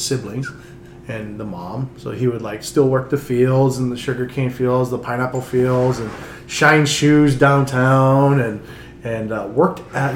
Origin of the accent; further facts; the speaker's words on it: Honolulu, Hawaii, United States; moved away as an adult; also born or lived in East Coast, United States; where we grew up surfing was Waikiki